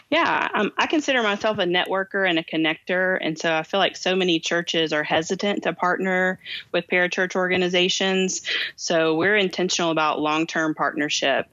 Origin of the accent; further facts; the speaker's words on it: Kentucky, United States; I have two names because I'm from Kentucky